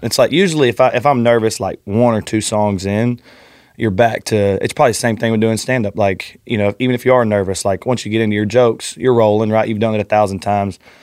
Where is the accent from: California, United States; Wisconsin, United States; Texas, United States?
Texas, United States; north of Houston, Southeast; also born or lived in Austin, Texas; I grew up in Southeast Texas, just north of Houston, um, and then I lived in Austin